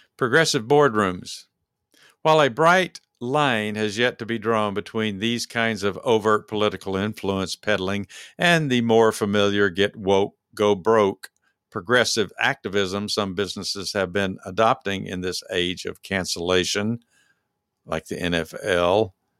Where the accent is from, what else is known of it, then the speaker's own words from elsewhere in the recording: Dallas, Texas, United States; we're from Dallas.